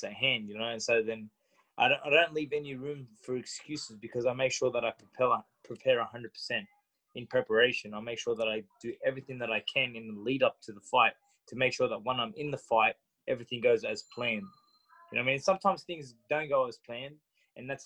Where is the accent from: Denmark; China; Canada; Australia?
Australia; Sydney, New South Wales; I was born and raised in Sydney, Australia